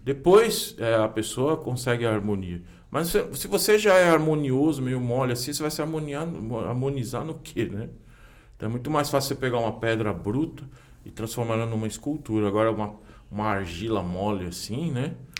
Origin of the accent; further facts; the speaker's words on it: São Paulo, Brazil; Eu nasci no Tatuapé, mas cresci no centro